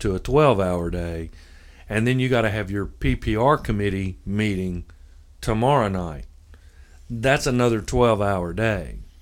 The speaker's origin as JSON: {"language": "English", "town": "Memphis", "region": "Tennessee", "country": "United States", "moved": "yes", "lives_now": "Union City, United States", "said": "I'm from Memphis"}